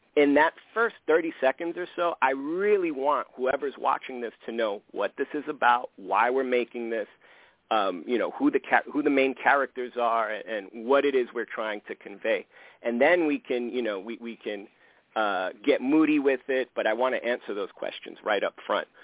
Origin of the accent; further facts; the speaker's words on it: New York City, New York, United States; I grew up in the South Bronx and it's a uniquely Puerto Rican community